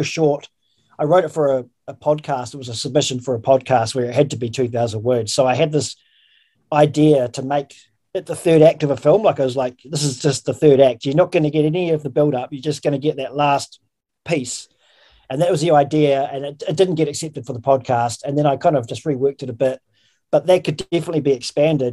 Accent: an hour out of Christchurch, Canterbury, New Zealand; growing up in New Zealand, and I grew up in the country, like in a an hour out of the Christchurch, which is, you know, the biggest city in the South Island

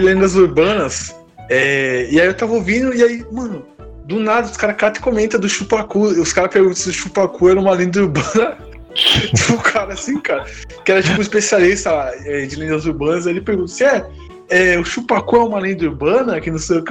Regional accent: Santo André, São Paulo, Brazil; Eu sou de Santander, aqui na minha cidade

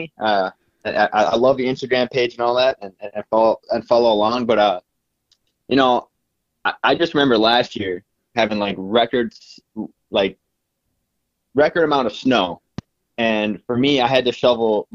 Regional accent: North St. Paul, Minnesota, United States; I grew up in North St. Paul in the Maplewood area, which is on the east side of the cities.

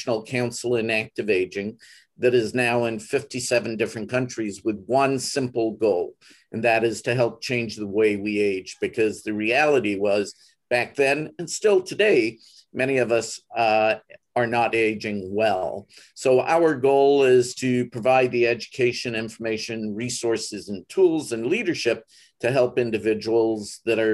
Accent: Jamaica; also born or lived in California; now in Vancouver, Canada; I was born and raised in Jamaica. I've lived in California, but I'm in Vancouver

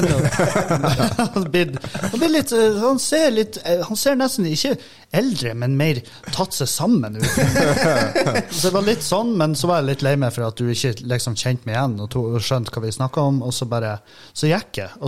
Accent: Meløy, Nordland, Norway; now in Trondheim, Norway; Jeg flytta fra Meløy til Trondheim.

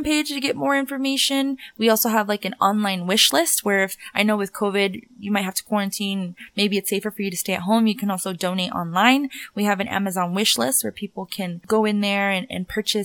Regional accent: Denver, Colorado, United States; I'm from Denver, born and raised.

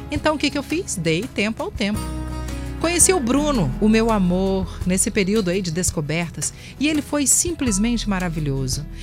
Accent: São Mateus, Espírito Santo, Brazil; now in Vila Velha, Brazil; sou de São Mateus, no Espírito Santo, mas hoje moro em Vila Velha com o meu amor e a mãe dele.

